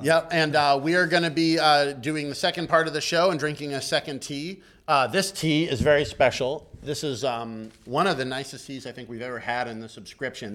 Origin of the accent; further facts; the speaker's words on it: Boston, Massachusetts, United States; moved away as an adult; also born or lived in Beijing; you came up in the Boston scene, which, oh, is, yeah. which is my hometown